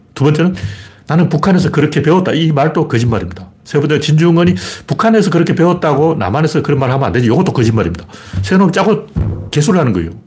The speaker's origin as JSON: {"language": "Korean", "town": "Gyeongju", "region": "North Gyeongsang", "country": "South Korea", "tie": "born or raised there", "said": "제 고향 경주에서도 장난이 아니었어요."}